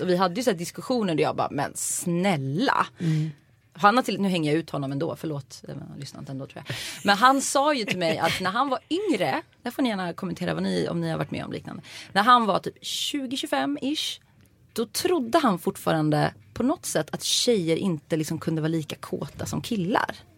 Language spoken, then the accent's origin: Swedish; Uddevalla, Västra Götaland, Sweden; jag är från Uddevalla